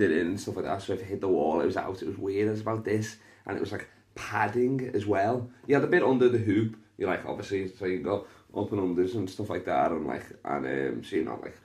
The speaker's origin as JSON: {"language": "English", "town": "Liverpool", "region": "North West England", "country": "United Kingdom", "said": "I'm from Liverpool"}